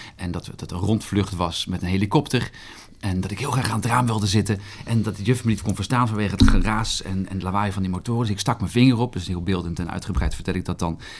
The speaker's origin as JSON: {"language": "Dutch", "town": "Arnhem", "region": "Gelderland", "country": "Netherlands", "also_born_or_lived": "Groningen", "moved": "as an adult", "said": "Ik kom uit Arnhem."}